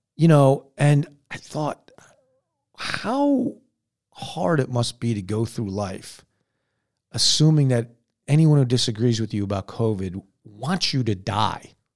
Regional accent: United States; I'm an American

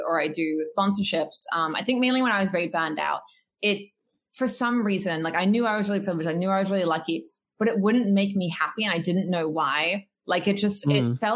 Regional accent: Australia; I'm a Quaker and I'm Australian

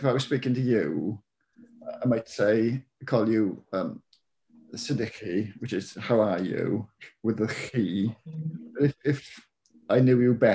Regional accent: Wales, United Kingdom; accent: Welsh

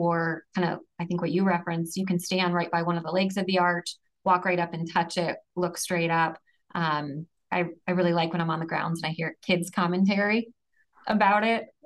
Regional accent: St. Louis, Missouri, United States; Growing up in St. Louis, anytime you go away, even a couple hours, and you drive back into town and you see the arch, you just have this immediate warm feeling of home.

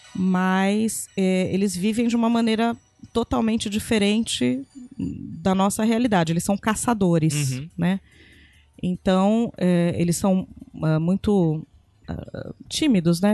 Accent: Brazil; a pessoa perguntou de onde eu era, e eu falei que eu era do Brasil

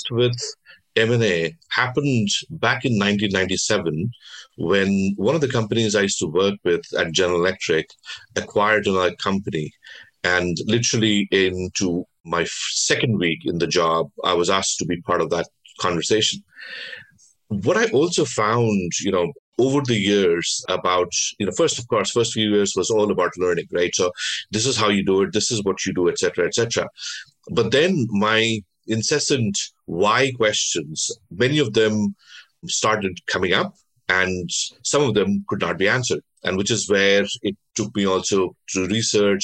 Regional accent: Delhi, India; also born or lived in Bengal; So I was born in Delhi, but my parents, my ancestors came from Bengal.

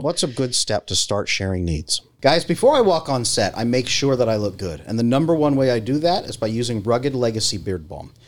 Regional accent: California, United States; I grew up in California

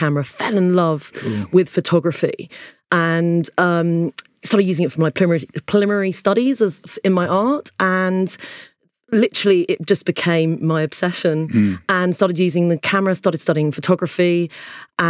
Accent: Surrey, South East England, United Kingdom; near where I grew up in Surrey

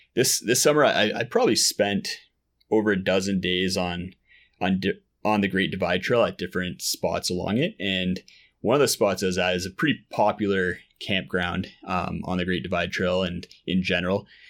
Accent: Ottawa, Ontario, Canada; moved away; I grew up in Ottawa, out, out east

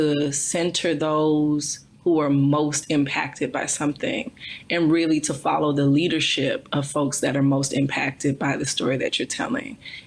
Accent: Texas, United States; I'm from Texas

